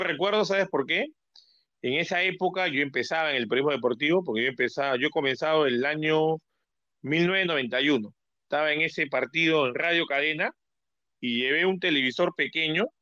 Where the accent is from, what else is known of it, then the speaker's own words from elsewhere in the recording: Peru; como peruano